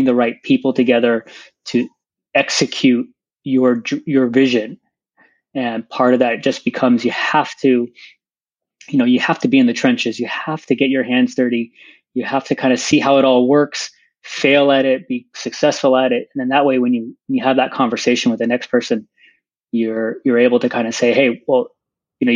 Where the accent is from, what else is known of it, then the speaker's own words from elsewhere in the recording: San Diego, California, United States; I grew up in San Diego